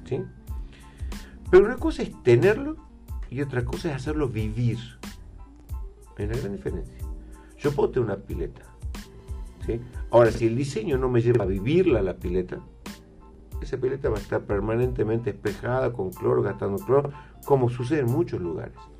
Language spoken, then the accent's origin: Spanish; Salta, Argentina; como salteños